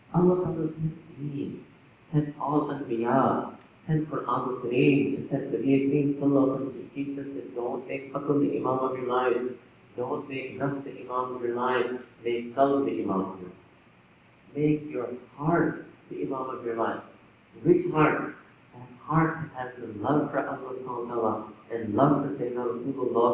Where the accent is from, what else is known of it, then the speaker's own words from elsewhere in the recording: New York, United States; I was born in New York